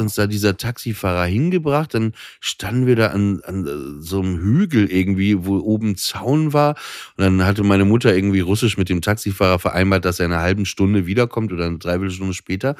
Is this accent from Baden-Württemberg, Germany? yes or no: no; Papenburg, Lower Saxony, Germany; ich bin ja äh, mit Schiffen groß geworden in Papenburg